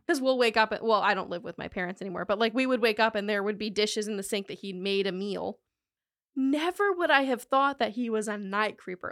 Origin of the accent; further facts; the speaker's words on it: North Carolina, United States; now in Florida, United States; I am from North Carolina